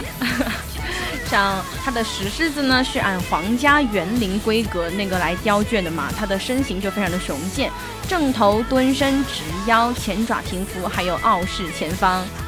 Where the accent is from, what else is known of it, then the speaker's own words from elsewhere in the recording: Emeishan, Sichuan, China; 因为我的家乡是在那个乐山市峨眉山市嘛，嗯。我们那边就有特别多的寺庙，那个山上哦。就经常看到很多很多的佛像